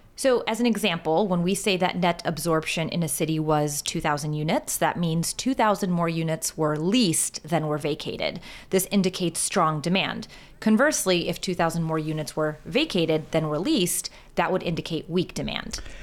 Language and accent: English; Rochester, New York, United States; my hometown of Rochester, New York